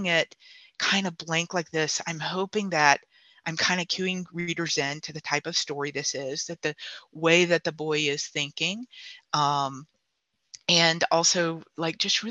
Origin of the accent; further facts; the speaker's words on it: South Carolina, United States; I'm from South Carolina myself. I'm from the beach